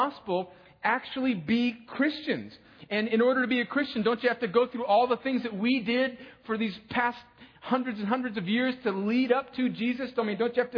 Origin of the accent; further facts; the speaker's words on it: Southern California, United States; in Southern California in the 70s.